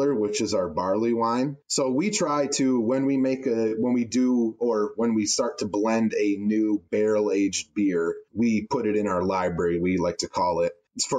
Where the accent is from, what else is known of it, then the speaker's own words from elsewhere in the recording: Traverse City, Michigan, United States; a born and raised Michigander